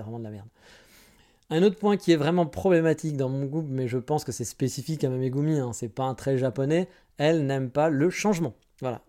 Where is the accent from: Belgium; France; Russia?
France; now in Japan; je suis français